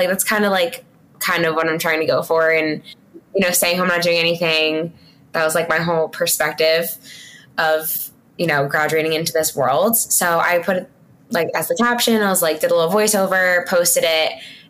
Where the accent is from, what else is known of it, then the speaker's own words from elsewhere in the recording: New York, United States; also born or lived in Delaware; so I'm from New York though. So I moved home like everybody else and with my parents